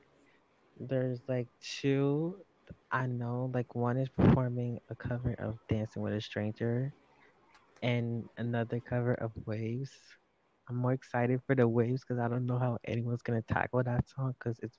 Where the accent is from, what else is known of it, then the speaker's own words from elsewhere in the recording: Montreal, Quebec, Canada; I'm from Montreal, Canada